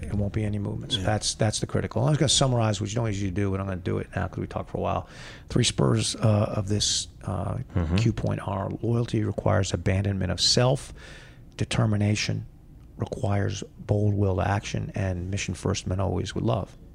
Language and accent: English; United States; I am an American, which I am